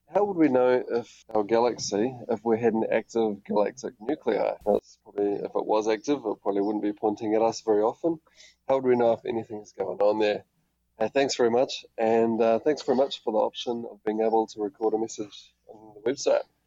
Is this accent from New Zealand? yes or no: yes; New Zealand; from New Zealand here. I hope you can understand my accent.